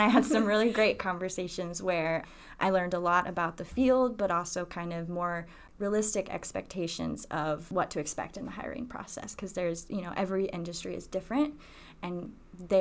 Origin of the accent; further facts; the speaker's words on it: South Carolina, United States; moved away; I'm originally from South Carolina. I have a lot of pride for my home state